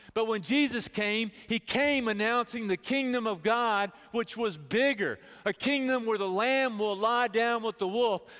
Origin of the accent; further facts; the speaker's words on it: Bedford, Texas, United States; I grew up in Bedford, Texas, the cultural hotspot of the universe